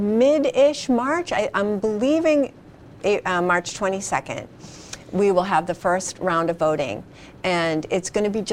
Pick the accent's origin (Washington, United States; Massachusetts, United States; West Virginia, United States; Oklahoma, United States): Massachusetts, United States; Quincy; I grew up in Quincy.